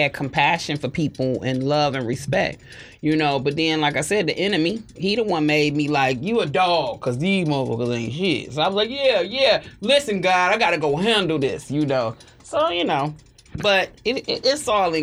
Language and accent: English; Detroit, Michigan, United States; growing up on West Warren, I dealt with a lot of deaths